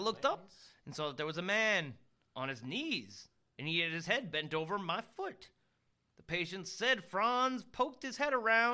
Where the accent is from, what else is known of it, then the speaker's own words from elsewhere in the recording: Bradenton, Florida, United States; That was the one in Bradenton, Florida. That was the one that we went on in my hometown